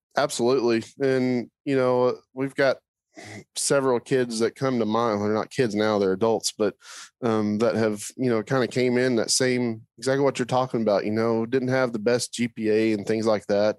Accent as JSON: {"language": "English", "region": "Oklahoma", "country": "United States", "tie": "born or raised there", "said": "I grew up in Oklahoma"}